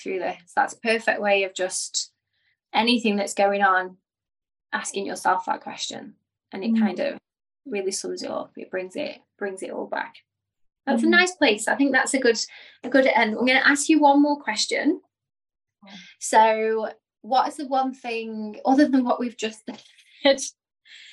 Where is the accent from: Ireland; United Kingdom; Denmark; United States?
United Kingdom; Stoke-on-Trent, West Midlands; now in Dubai, United Arab Emirates; in Stoke-on-Trent, my hometown